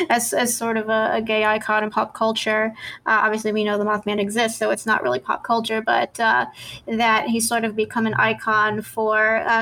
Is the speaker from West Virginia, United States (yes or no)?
yes; West Virginia, United States; own country and West Virginia, because as you know, that's where I'm from. So I always like to see my home state reflected positively in the news.